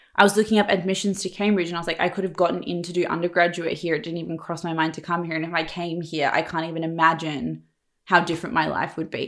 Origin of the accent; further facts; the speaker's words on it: Perth, Western Australia, Australia; moved away as an adult; also born or lived in Sydney; I'm from Perth